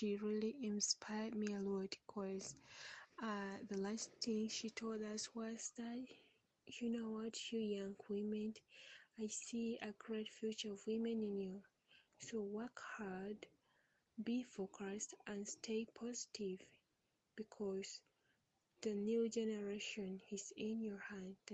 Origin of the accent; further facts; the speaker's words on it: Uganda; from Uganda